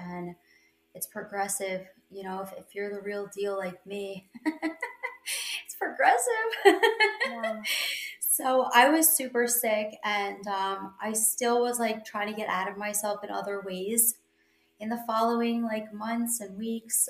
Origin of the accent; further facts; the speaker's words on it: New York, United States; I'm from New York.